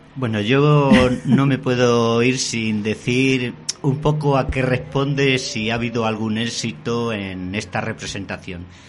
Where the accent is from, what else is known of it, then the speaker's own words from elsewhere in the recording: Castile, Spain; en mi tierra, en plena Castilla, la seca